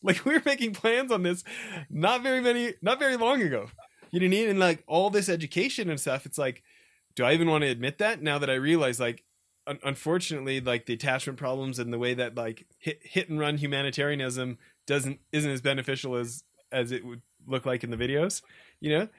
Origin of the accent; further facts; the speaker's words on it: Edmonton, Alberta, Canada; also born or lived in a small farm town; I grew up in Edmonton, the city of a million